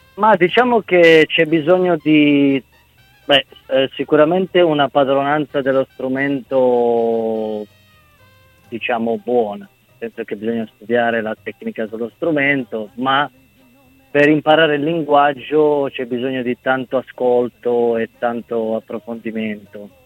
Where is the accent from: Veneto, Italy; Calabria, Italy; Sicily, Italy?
Calabria, Italy; moved away; da bambino vedendo un treno che partiva dalla Calabria, perché io essendo calabrese